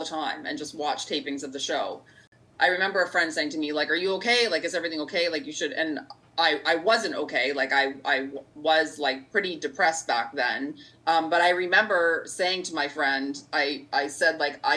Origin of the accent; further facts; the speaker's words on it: Markham, Ontario, Canada; I grew up in Markham, and McCowan and 401, so for those listening, it's in the it's in the greater GTA area, the greater Toronto area